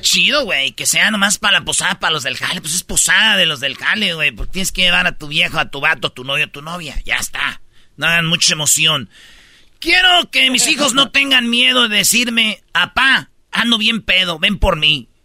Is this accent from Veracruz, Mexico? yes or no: no; Jiquilpan, Michoacán, Mexico; moved away; se oía hasta donde yo vivía. Allá por el lienzo charro se oían los bailes que hacían en el estadio de Jiquilpa